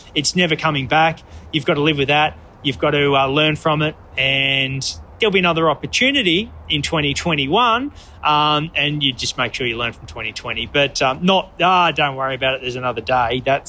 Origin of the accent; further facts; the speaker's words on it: Australia; Because of the Red Bull connection, and I'm Australian, of course I want the underdog to get up and win, you know.